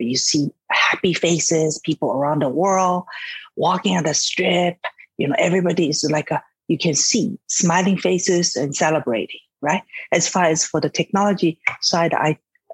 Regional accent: Shanghai, China; moved away; also born or lived in San Francisco, United States; I was born in Shanghai, China, and moved to San Francisco, studied science, math, mathematics

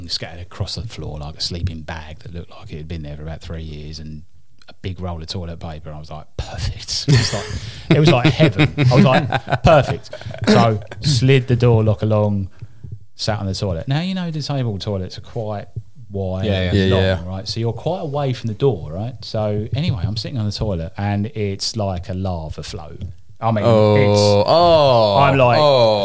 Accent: United Kingdom; I'm British.

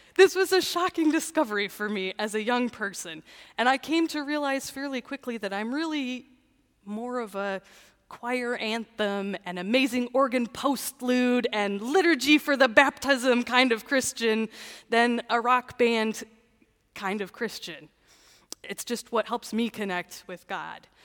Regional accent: Canton, Michigan, United States; I grew up in Canton

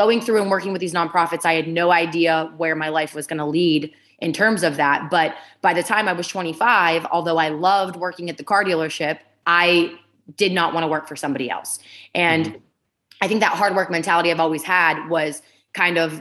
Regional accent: Ohio, United States; also born or lived in Pittsburgh, Pennsylvania; I was born in Pittsburgh, Pennsylvania, and I grew up in Ohio, right on the border of Pennsylvania, Ohio, and West Virginia

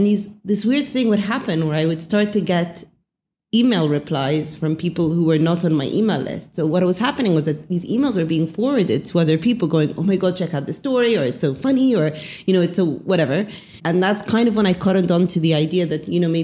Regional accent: England, United Kingdom; moved away as an adult; now in Cairo, Egypt; born in England, grew up in England, graduated from England

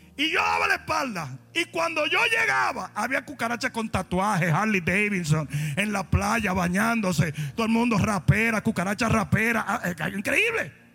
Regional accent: Santo Domingo, Dominican Republic; moved away; Yo vengo de Santo Domingo

